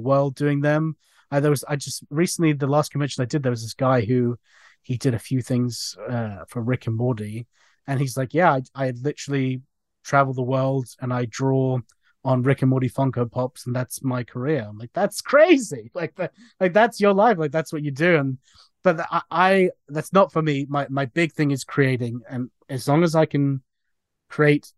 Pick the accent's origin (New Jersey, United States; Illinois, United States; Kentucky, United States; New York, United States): New Jersey, United States; now in England; I grew up in New Jersey